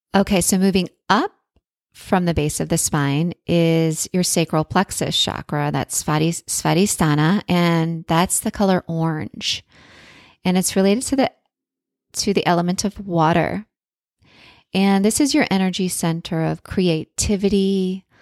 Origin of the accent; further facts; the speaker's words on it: Florida, United States; I was born in the Sunshine State